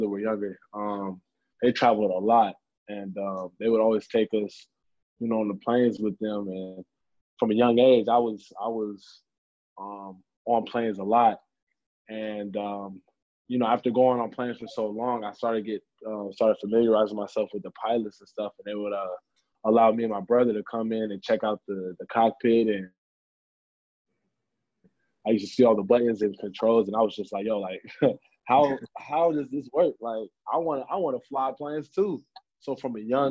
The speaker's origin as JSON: {"language": "English", "region": "California", "country": "United States", "tie": "born or raised there", "said": "I grew up in California"}